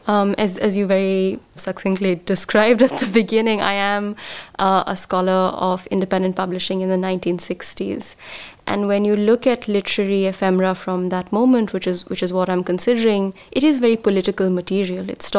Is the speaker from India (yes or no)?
yes; Mumbai, Maharashtra, India; moved away; I grew up in Bombay